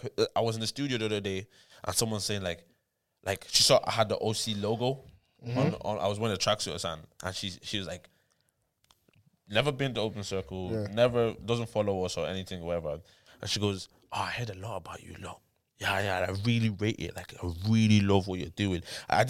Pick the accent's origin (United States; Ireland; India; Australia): Ireland; and as Irish artists, yeah